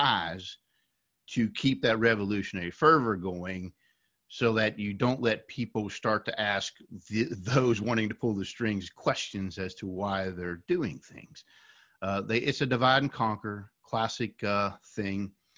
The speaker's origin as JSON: {"language": "English", "region": "West Virginia", "country": "United States", "said": "Originally, I'm from West Virginia."}